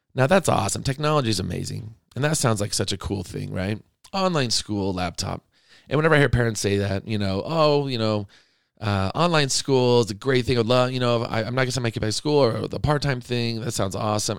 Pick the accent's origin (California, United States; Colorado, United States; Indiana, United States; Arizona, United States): Arizona, United States; moved away; I grew up in Arizona